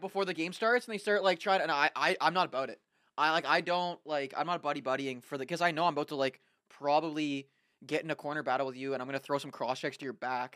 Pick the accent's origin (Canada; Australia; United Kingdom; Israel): Canada; I'm a Canadian